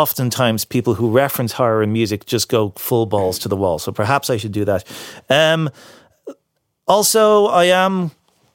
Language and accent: English; Castleknock, Leinster, Ireland; I grew up in Castleknock, right? Surrounded by the walls of the Phoenix Park